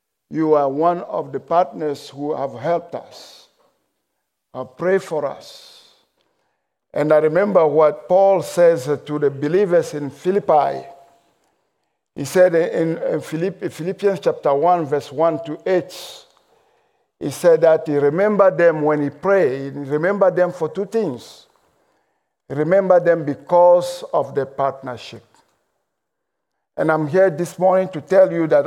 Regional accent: Togo; accent: mixed accent, French and English; English is a second language; I am from Togo. In case you're wondering about my accent, it's a mixed accent, French and English.

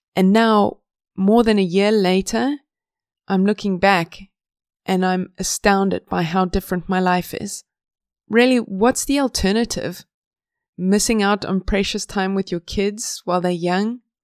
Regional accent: South Africa; moved away as an adult; now in Sweden; I'm from South Africa

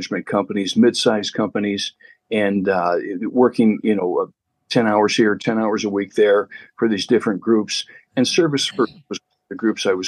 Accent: Chicago, Illinois, United States; I was born and raised in Chicago till I was about 12 years old

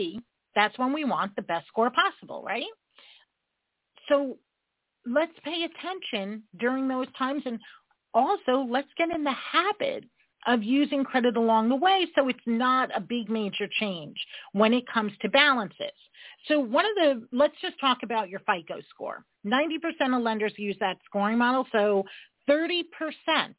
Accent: New York, United States; I'm a New Yorker

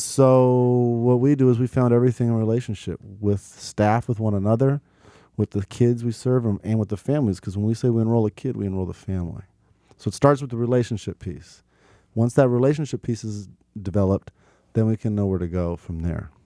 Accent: Portland, Oregon, United States; I grew up in North and Northeast Portland

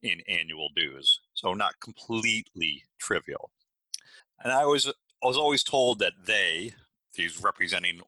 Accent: Miami, Florida, United States; I grew up in Miami

